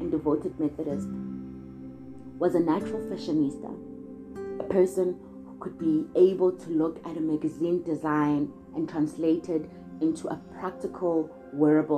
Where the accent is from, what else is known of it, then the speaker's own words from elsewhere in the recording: KwaMashu, KwaZulu-Natal, South Africa; I am from KwaMashu, which is a town in Durban.